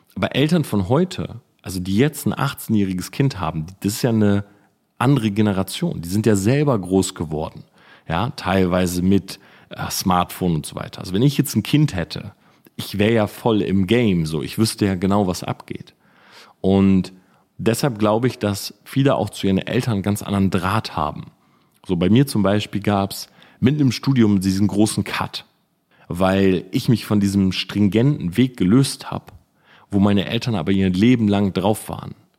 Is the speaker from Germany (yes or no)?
yes; Delmhorst, Lower Saxony, Germany; ich komme ja aus Delmhorst, aber nebendran ist so Sandhausen, Wildeshausen und so